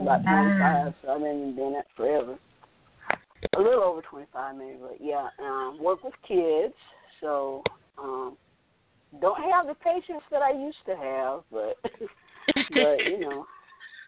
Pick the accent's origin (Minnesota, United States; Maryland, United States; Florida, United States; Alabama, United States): Florida, United States; Orlando; also born or lived in Tallahassee; I am from Orlando